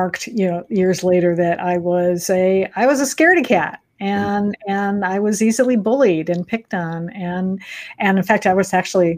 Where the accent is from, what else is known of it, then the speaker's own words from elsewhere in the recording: Michigan, United States; I grew up in Michigan